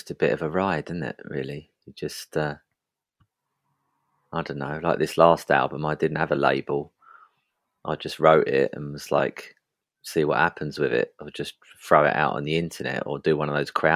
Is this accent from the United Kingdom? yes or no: yes; East of England, United Kingdom; In Essex.